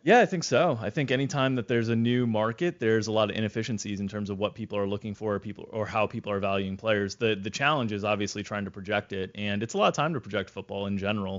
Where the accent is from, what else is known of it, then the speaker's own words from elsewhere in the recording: Florida, United States; growing up in Florida